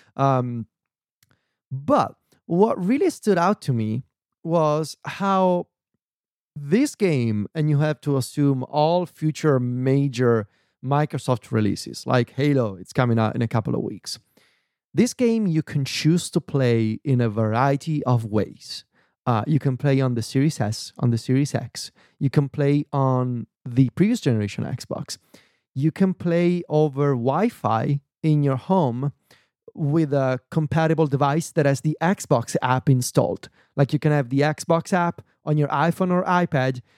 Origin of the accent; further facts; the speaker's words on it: Viterbo, Lazio, Italy; moved away; when I'm in Viterbo, in my hometown